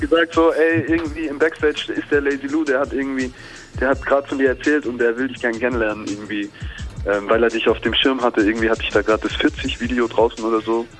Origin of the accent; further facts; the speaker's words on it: near Stuttgart, Baden-Württemberg, Germany; also born or lived in Ulm; in der Nähe von Stuttgart hatte ich meine Kindheit und 2002 bin ich mit meiner Familie nach ähm, nach Ulm gezogen